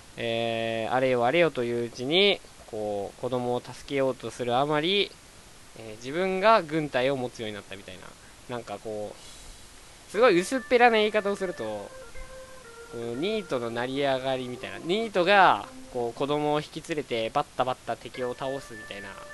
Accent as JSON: {"language": "Japanese", "region": "Hokkaido", "country": "Japan", "tie": "born or raised there", "moved": "yes", "said": "出身がね、あの、日本の中で一番北なんですよ。で、北の中の、あの、すごく大きいとこ"}